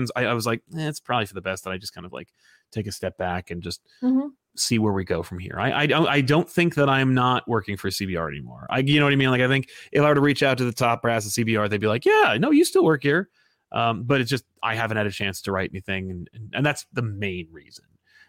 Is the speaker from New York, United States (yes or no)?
no; New Jersey, United States; I'm from Jersey.